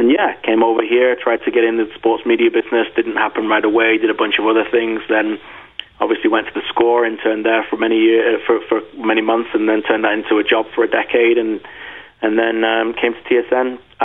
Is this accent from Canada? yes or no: no; England, United Kingdom; the mentality that I grew up with in Northern England